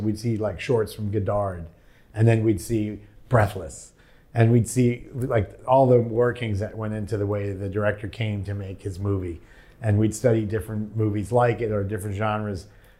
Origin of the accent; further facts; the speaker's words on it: Shirley, New York, United States; Shirley's like a little blue-collar town. It's funny because it was far enough out that people didn't commute to New York City unless they went to a concert.